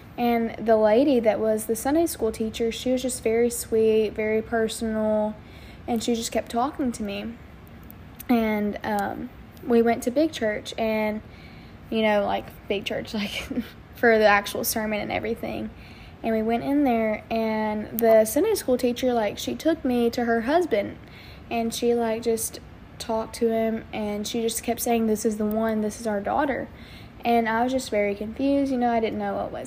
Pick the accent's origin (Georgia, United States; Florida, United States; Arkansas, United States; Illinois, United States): Arkansas, United States; Wynne; I am from Wynn, Arkansas